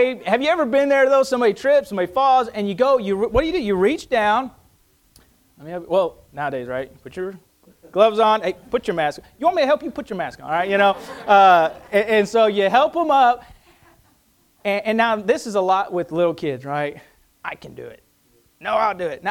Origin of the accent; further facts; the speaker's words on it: United States; as an American